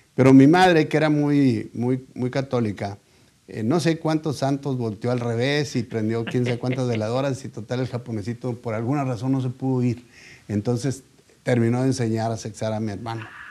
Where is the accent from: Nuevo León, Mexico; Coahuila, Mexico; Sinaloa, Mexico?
Nuevo León, Mexico; Monterrey; yo soy regio, Yo nací aquí en Monterrey y aquí me crié